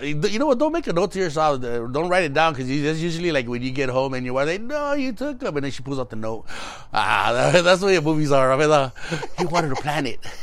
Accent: Los Angeles, California, United States; where we grew up in East

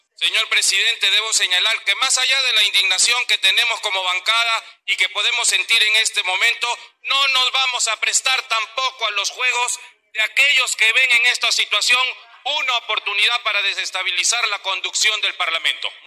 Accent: Peru; Esta es mi tierra, así es mi Perú.

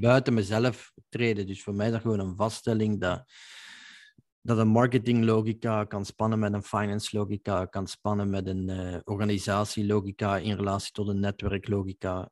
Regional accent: Belgium; als Belg

